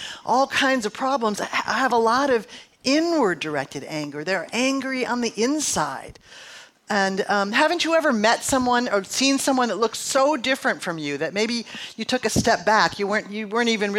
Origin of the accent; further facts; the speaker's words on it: Midwest, United States; moved away; also born or lived in San Francisco; I'm from the Midwest.